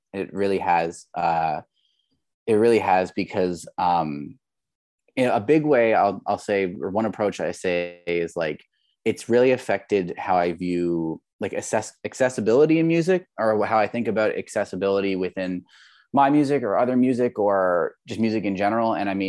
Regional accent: Labrador City, Newfoundland and Labrador, Canada; So like I grew up in Labrador City, or Labrador West, in Newfoundland, Labrador. Most people don't know where that is, but it's basically farther east and north of Quebec.

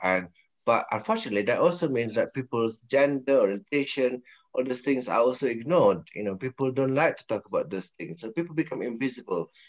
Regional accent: Malaysia; now in United Kingdom; I'm Malaysian

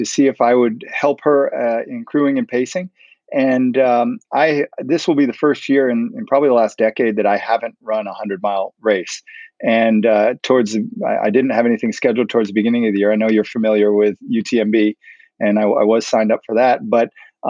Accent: Charlotte, North Carolina, United States; Charlotte's my hometown

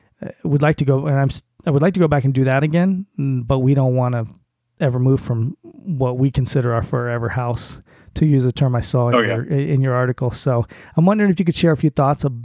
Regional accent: South Florida, United States; now in northeastern US; I grew up in South Florida

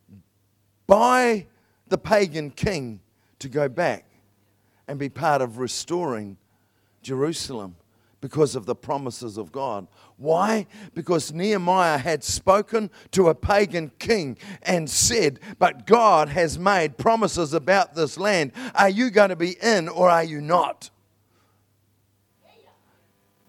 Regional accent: New Zealand; I'm a Kiwi

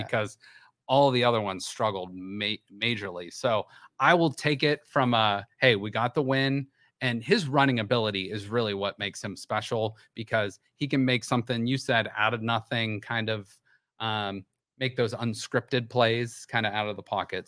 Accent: Youngstown, Ohio, United States; I'm from Youngstown and I live in Youngstown.

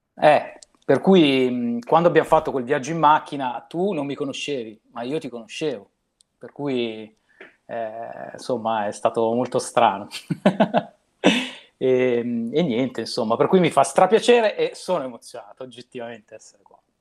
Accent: Milan, Lombardy, Italy; io sono di Affori

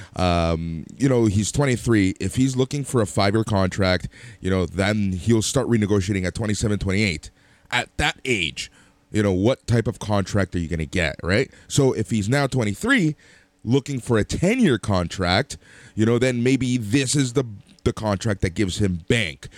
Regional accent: Toronto, Ontario, Canada; we're from Toronto

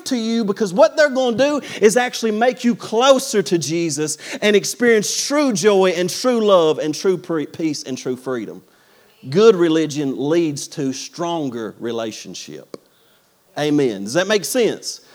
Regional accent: United States; as American Christians

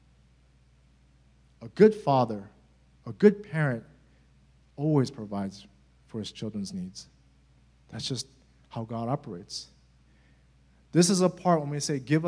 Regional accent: United States; as Americans

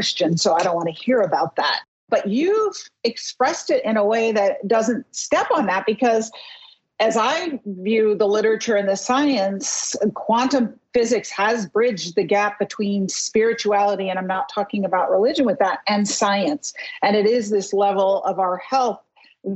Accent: New York, United States; my nature as a New Yorker

